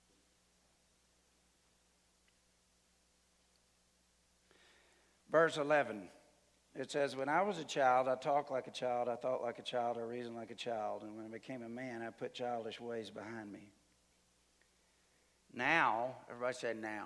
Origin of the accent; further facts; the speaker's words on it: Alabama, United States; moved away as an adult; also born or lived in Mexico; I grew up in Alabama